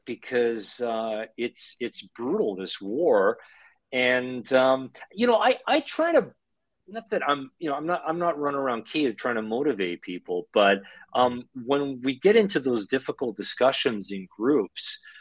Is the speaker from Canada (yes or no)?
yes; Canada; moved away as an adult; now in Ukraine; growing up in Canada, to parents that came to Canada after